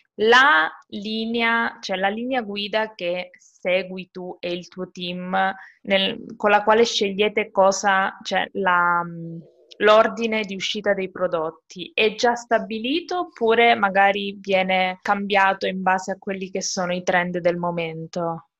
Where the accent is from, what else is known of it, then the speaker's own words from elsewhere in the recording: Calabria, Italy; io sono calabrese